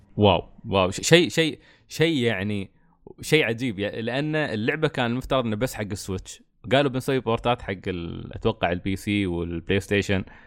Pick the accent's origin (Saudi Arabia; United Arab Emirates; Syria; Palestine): United Arab Emirates; عندنا في الإمارات